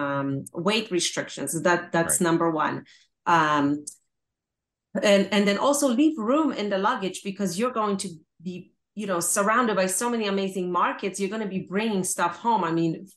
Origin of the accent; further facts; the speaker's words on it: Poland; moved away; I'm originally from Poland